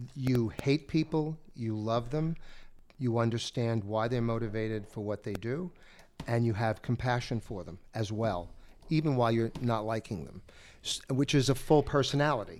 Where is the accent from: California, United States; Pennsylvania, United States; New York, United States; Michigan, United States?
New York, United States; New York area, United States; since I'm from the Northeast, I'm from the, the New York area